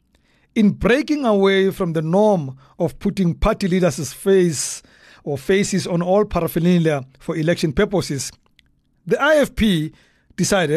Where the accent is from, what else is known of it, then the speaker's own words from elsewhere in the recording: Soweto, Gauteng, South Africa; growing up in Dobsonville, Soweto